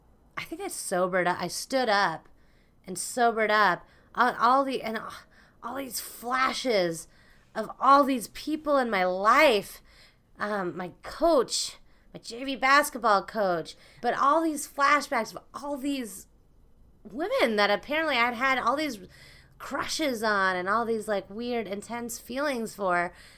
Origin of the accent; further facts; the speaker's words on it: Philippines; now in United States; So we're doing something about us being Filipino.